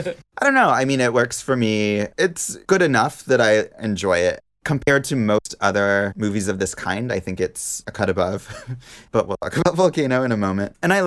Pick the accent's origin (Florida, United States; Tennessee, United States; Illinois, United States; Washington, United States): Washington, United States; Pacific Northwest; I grew up in the Pacific Northwest, and we had a cabin that was in a town a lot like Dante's Peak. It was like a small town in the mountains.